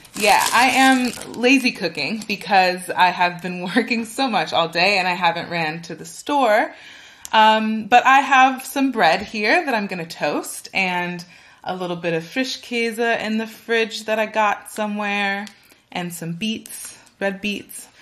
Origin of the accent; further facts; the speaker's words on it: California, United States; moved away as an adult; now in Berlin, Germany; I am originally from California in the United States.